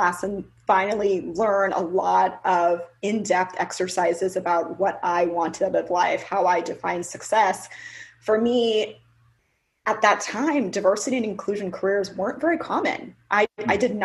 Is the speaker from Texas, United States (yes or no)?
yes; Sugar Land, Texas, United States; daughter of two Jamaican immigrants growing up in Houston, Texas